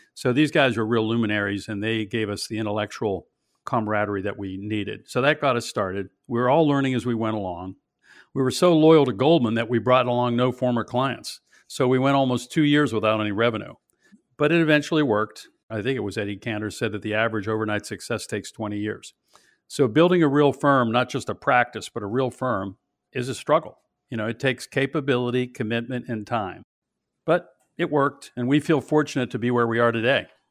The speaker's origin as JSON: {"language": "English", "town": "Pittsburgh", "region": "Pennsylvania", "country": "United States", "tie": "born or raised there", "said": "I grew up in Pittsburgh"}